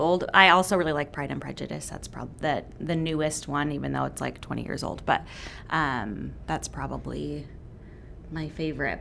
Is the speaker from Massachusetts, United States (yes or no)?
no; Gresham, Oregon, United States; also born or lived in Redmond, Washington / Auburn, Washington / Portland, Oregon; we moved to Gresham, and my parents are still in the same house. Um, and grew up at Good Shepherd, and then um, I graduated from Barlow.